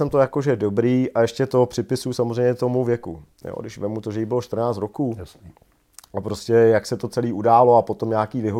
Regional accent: Prague, Czechia; also born or lived in Nymburk; Takže jsem víceméně Pražák, jo.

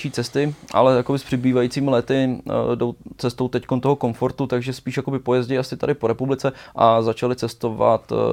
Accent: Česká Lípa District, Liberec Region, Czechia; ale jsem z Českolipska, malá

